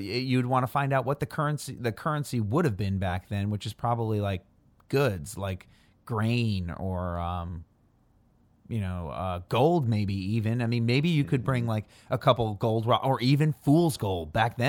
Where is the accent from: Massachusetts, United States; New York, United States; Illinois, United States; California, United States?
Illinois, United States; And I think that that's special to growing up near Chicago because I think that I'm not really sure what the story.